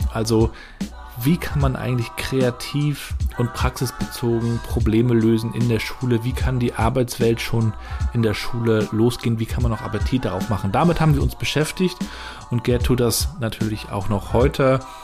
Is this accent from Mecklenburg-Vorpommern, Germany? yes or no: yes; Rostock, Mecklenburg-Vorpommern, Germany; Wir sind Rostocker